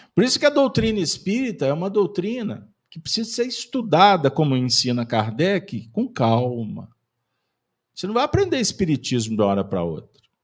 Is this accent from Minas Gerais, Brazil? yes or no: yes; Minas Gerais, Brazil; nós somos mineiros